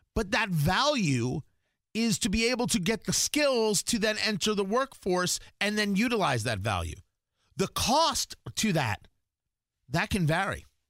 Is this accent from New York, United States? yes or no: no; New Jersey, United States; moved away as an adult; also born or lived in Arizona; I grew up in Jersey